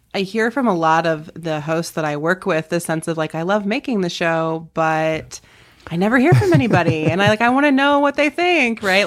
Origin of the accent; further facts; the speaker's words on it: North Carolina, United States; moved away as an adult; also born or lived in Chicago, Illinois; now in Lincoln, United States; I grew up in North Carolina, went to college okay. there